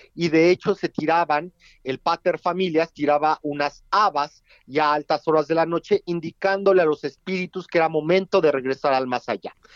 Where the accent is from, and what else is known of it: Mexico